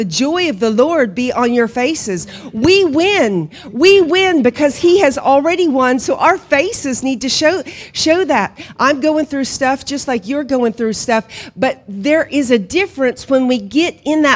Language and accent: English; Hominy, Oklahoma, United States; moved away as an adult; also born or lived in Guatemala / Honduras; now in County Kerry, Ireland; I was born and raised in Hominy